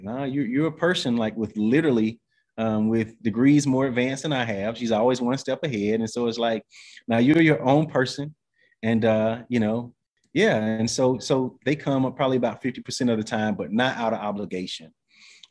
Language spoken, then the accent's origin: English; the South, United States; also born or lived in Atlanta / Western North Carolina; I'm from the South, you know, even though from the city.